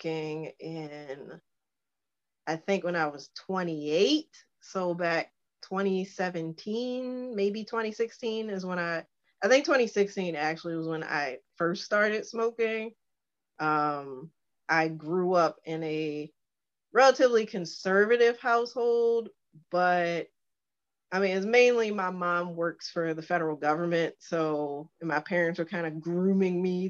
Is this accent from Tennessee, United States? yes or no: no; Baltimore, Maryland, United States; I was born, raised in Baltimore